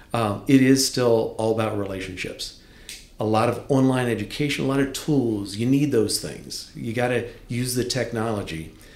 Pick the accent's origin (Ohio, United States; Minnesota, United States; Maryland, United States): Maryland, United States; Deep Creek Lake, Western; moved away as an adult; also born or lived in Winchester; I grew up in Western Maryland, up Deep Creek Lake, that area Loved it there